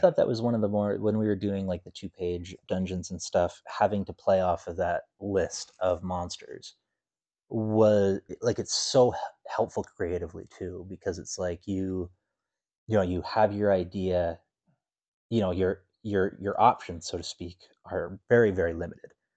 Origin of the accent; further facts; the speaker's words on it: Canada; I'm Canadian.